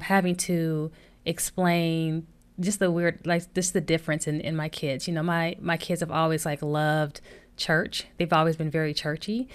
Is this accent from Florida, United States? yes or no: no; Flint, Michigan, United States; we grew up in Flint, Michigan, and, you know, grew up in the hood